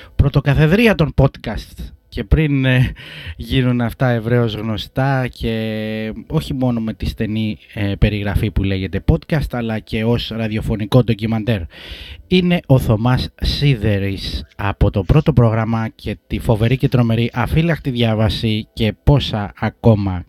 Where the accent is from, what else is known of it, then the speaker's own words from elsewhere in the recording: Corfu, Ionian Islands, Greece; also born or lived in Sparta; Γεννήθηκα σε Σπάρτη, πατέρα από εκεί, μητέρα από την Κέρκυρα. Ε, θέλω να λέω όμω ότι είμαι ξανατροφή Κερκυραίος